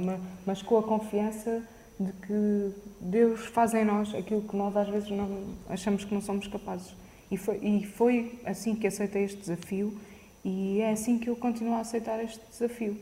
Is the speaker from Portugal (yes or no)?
yes; Caridade, Alentejo, Portugal; quando casaram ficaram a viver na, na caridade e foi, foi lá que cresci